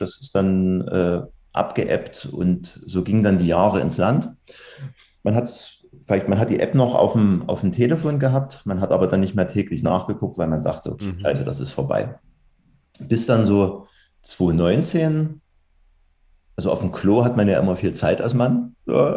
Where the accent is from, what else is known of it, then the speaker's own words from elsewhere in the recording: Dresden, Saxony, Germany; komme regional aus Sachsen, aus dem schönen Dresden